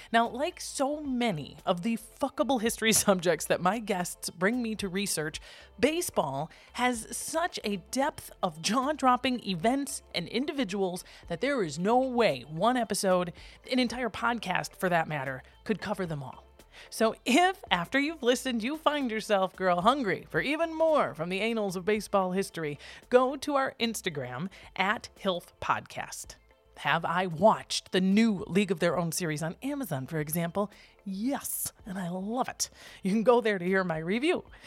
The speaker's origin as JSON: {"language": "English", "region": "Minnesota", "country": "United States", "said": "I'm from the Midwest"}